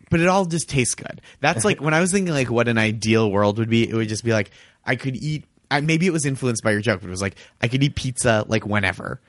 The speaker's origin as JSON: {"language": "English", "area": "suburb outside of Boston", "region": "Massachusetts", "country": "United States", "tie": "born or raised there", "moved": "yes", "said": "my hometown It wa, is a suburb outside of Boston"}